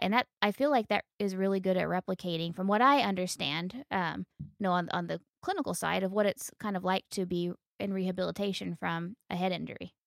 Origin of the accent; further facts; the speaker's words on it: United States; being an American